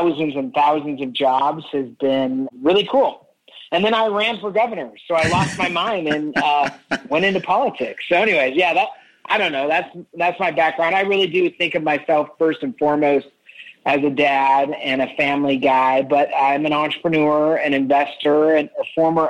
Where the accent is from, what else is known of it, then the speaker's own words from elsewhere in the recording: Spokane, Washington, United States; I grew up in Spokane, Washington.